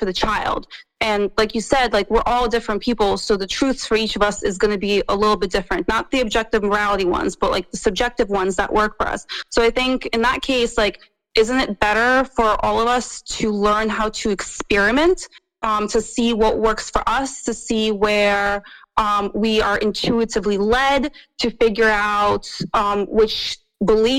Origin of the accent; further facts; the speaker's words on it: Russia; I'm from Russia